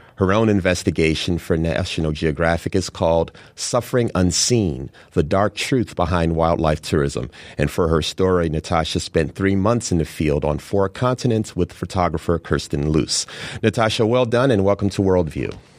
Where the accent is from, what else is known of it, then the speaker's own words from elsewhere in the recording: Chicago, Illinois, United States; having been born and raised in Chicago